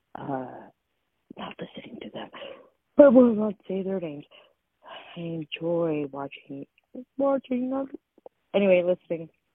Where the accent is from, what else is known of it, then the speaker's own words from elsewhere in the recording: Cambridge, Ontario, Canada; I'm from Cambridge, Ontario